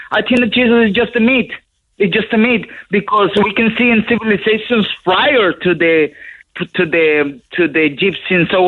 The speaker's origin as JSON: {"language": "English", "country": "Colombia", "tie": "born or raised there", "moved": "yes", "lives_now": "Ireland", "said": "I grew up in South America, in Colombia, you know, a really Catholic country."}